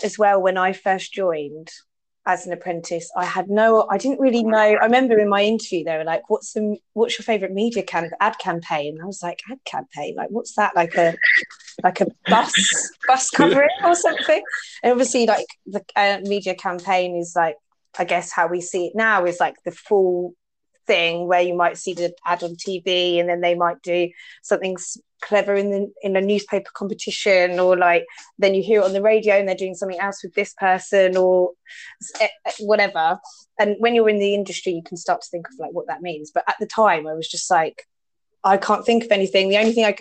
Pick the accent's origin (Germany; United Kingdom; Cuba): United Kingdom; Watford, East of England; being very self-conscious about my accent, just because I'm from Watford